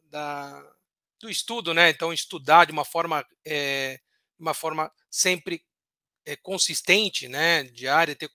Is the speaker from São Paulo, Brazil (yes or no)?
yes; Santos, São Paulo, Brazil; Bom, professor, eu nasci em Santos, né?